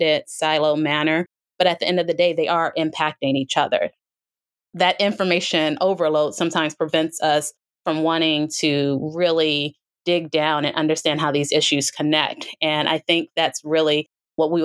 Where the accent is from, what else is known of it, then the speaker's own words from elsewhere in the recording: United States; as an American